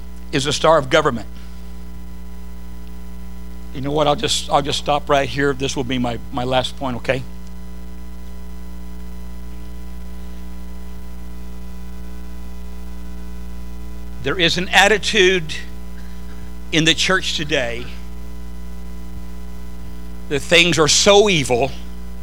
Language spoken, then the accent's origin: English; Southern California, United States; I grew up in Southern California